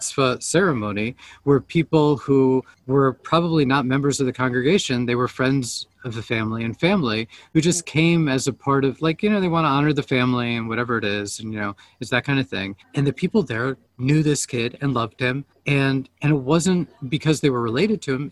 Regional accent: Virginia, United States; moved away as an adult; I grew up in Virginia

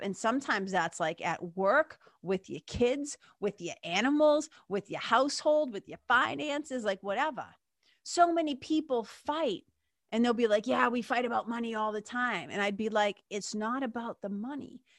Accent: Lawrence, Massachusetts, United States; When I grew up in Lawrence, again, story for another day, but growing up in Lawrence in nineteen eighty-four

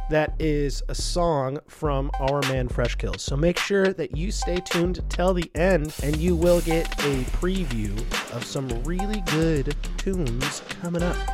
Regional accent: Bellingham, Washington, United States; me growing up in Bellingham, you know, uh, right on the Canadian border

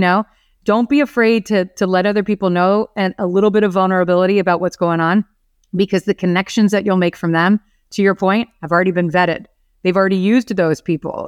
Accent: Orlando, Florida, United States; I was born and raised here in Orlando

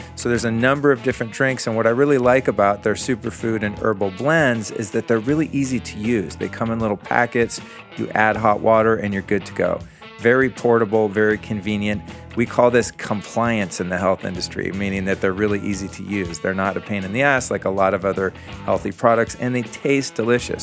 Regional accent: United States; as an American boy who grew up in the seventies

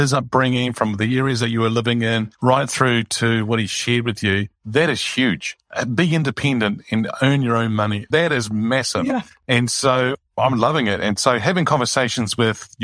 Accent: Greece; Greece is where I originate from

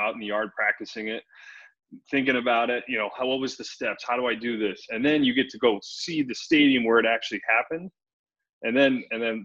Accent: Chicago, Illinois, United States; We grew up in Chicago

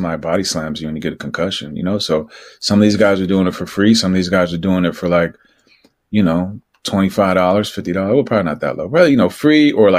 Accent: New Jersey, United States; moved away as an adult; also born or lived in Los Angeles / Mexico City / New York; I grew up in Jersey, like 10 miles outside of Manhattan

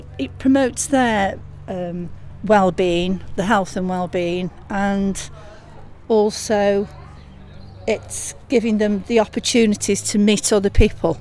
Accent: Chesterton, England, United Kingdom; I was born and bred in Chesterton, so I am very passionate about this place

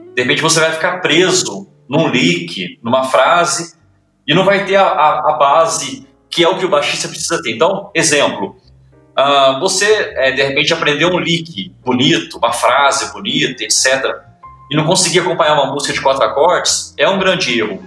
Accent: Ouro Fino, Minas Gerais, Brazil; sou de Ouro Fino, interior de Minas

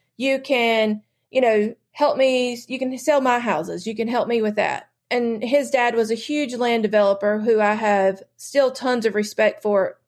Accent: North Carolina, United States; I have only lived in North Carolina, so I have, uh, I've never really, um, gone very far from home

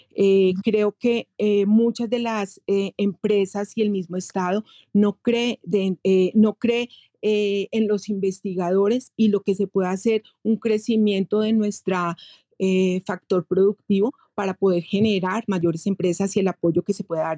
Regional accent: Colombia; soy colombiana

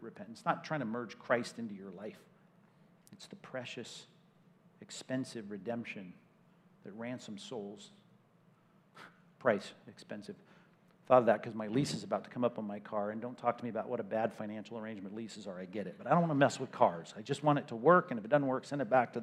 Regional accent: California, United States; I'm from California

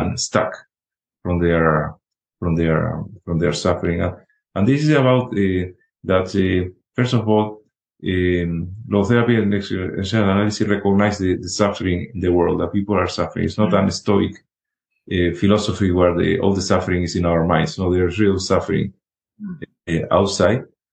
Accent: Spain; moved away; when I was in medical school in Spain, I'm originally from Spain

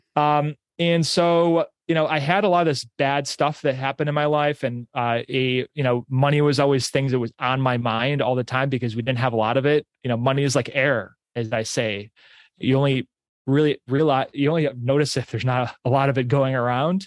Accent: Pittsburgh, New York, United States; I grew up in Pittsburgh, New York.

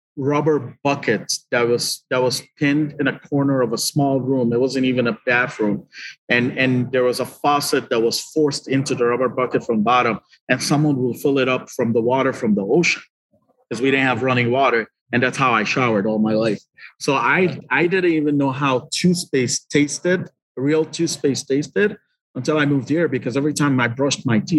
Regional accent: Liberia; moved away as an adult; also born or lived in Lebanon; now in Detroit, United States; I was born in Liberia

